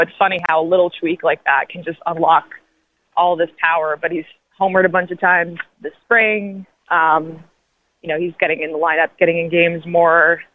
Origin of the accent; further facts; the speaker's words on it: New York, United States; moved away; I'm from New York originally, and my dad was a long time sports writer at the New York Daily News